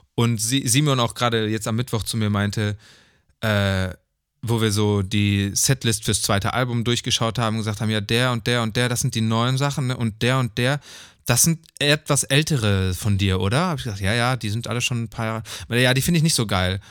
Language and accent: German; Neuss, North Rhine-Westphalia, Germany; moved away; in Neuss war. So, was die hm. Stadt ist, wo ich geboren bin